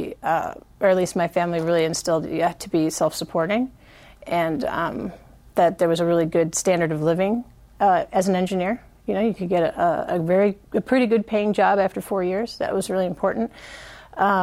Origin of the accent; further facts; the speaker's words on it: Chicago, Illinois, United States; now in San Diego, United States; I grew up in Chicago